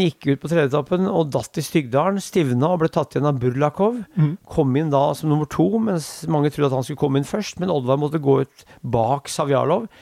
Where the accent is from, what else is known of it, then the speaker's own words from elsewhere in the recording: Norway; also born or lived in Korsvoll, Oslo; now in Oslo, Norway; jeg bor der, jeg er fra Brundalen